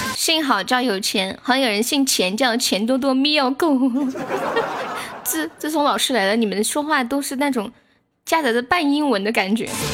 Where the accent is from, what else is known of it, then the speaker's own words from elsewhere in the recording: Sichuan, China; 我们这边就是方言喜欢在有一些话的后面加一个求字